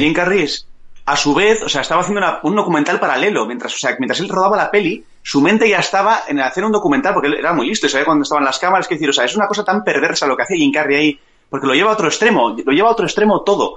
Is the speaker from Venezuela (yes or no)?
no; Bilbao, Basque Country, Spain; yo soy de Zabalburu